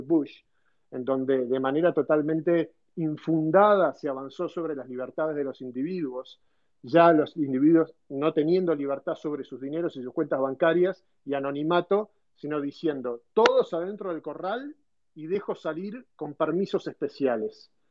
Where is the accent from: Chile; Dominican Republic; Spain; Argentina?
Argentina; moved away as an adult; also born or lived in United States; nosotros como argentinos